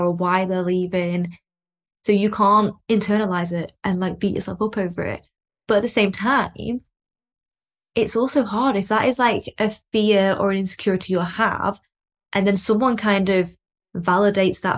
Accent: Lancashire, North West England, United Kingdom; I'm from Lancashire

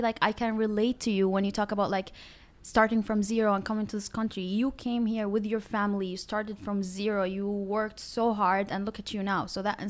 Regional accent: Syria; English is a second language; also born or lived in Iraq / Turkey; now in United States; And then I grew up like in Syria, and then the war happened in Syria. We left from Syria to Turkey as also our refugees. I lived also in Turkey for like a couple of years, and then we came to America as our refugees.

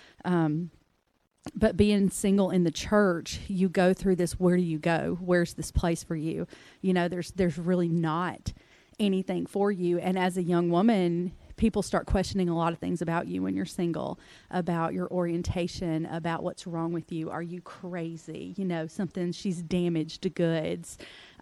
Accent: Mississippi, United States; I was raised in Mississippi

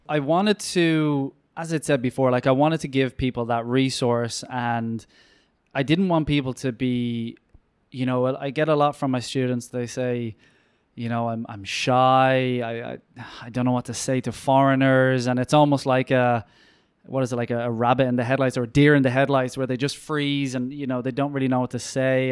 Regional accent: Ireland

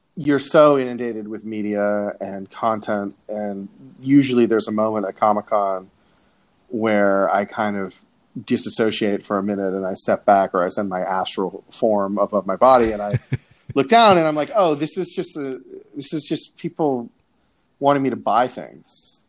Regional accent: Coral Springs, Florida, United States; I'm from Coral Springs, Florida, which is uh, a little bit north of Fort Lauderdale. But I say Fort Lauderdale because I went to high school near Fort Lauderdale

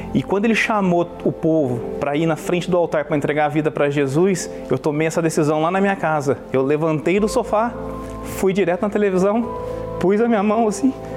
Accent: Brazil; now in Los Angeles, United States; eu sou brasileiro, vivo nos Estados Unidos

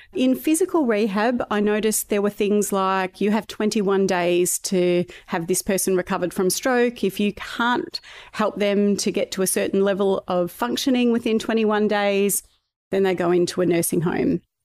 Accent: Ballarat, Victoria, Australia; also born or lived in Melbourne; I was born in Melbourne, but I was raised from two years of age in Ballarat in Victoria

